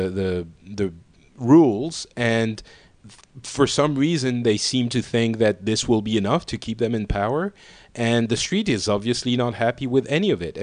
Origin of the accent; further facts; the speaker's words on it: Paris, Île-de-France, France; I'm from Paris